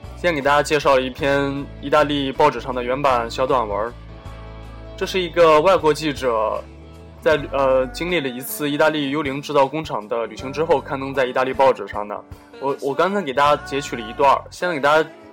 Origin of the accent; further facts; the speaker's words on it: China; 我们中国人还有拜斯坦人的连假劳动力现在越来越多的对世界大工厂产生了严重的冲击